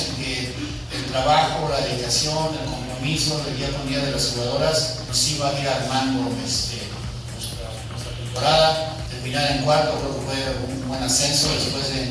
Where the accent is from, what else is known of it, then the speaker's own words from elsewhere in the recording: Ecatepec de Morelos, State of Mexico, Mexico; soy de Catepec de Morelos.